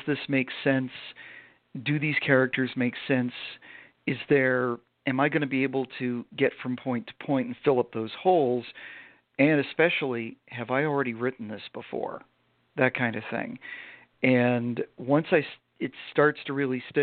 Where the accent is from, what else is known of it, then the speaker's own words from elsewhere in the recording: Vermont, United States; I grew up in Vermont